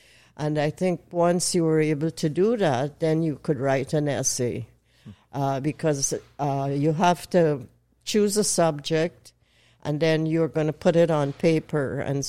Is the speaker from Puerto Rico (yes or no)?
no; Guyana; born there; I was born in Guyana. Guyana is a British colony on the northeast coast of South America.